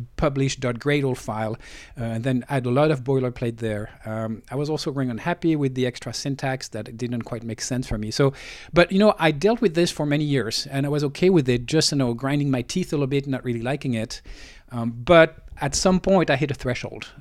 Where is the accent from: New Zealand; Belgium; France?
France; moved away as an adult; now in Silicon Valley, United States; I was born in France, grew up in France, and I moved to Silicon Valley uh, about 20 years ago.